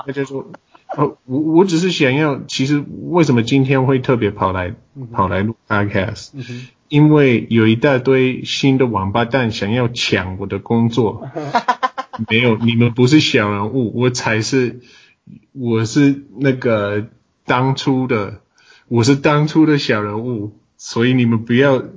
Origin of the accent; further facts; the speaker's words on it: United States; Chinese is a second language; 身为美国人的我，不是母鱼者的我